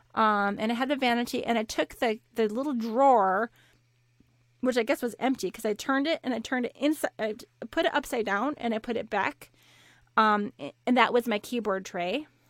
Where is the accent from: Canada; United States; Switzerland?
United States; Minnesota; moved away; I grew up in Minnesota